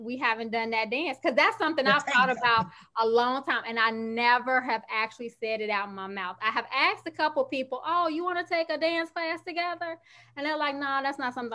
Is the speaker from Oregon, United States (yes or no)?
no; Chicago, Illinois, United States; I'm from Chicago